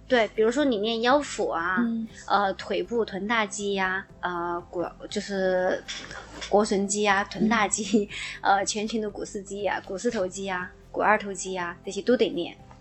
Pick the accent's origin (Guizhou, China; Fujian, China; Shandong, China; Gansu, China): Guizhou, China; 我推荐一下大家去我的家乡旅游 因为贵州其实是一个旅游的好地方